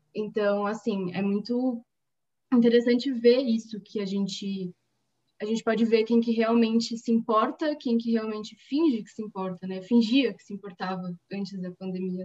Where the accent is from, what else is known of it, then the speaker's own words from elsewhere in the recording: São Paulo, Brazil; de São Paulo, capital